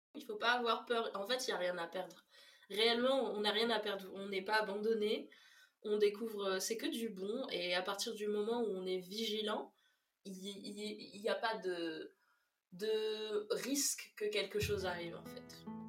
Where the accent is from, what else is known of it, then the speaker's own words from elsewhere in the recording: Réunion; also born or lived in Mayotte; Je viens de La Réunion et de Mayotte, qui sont deux îles dans l'océan Indien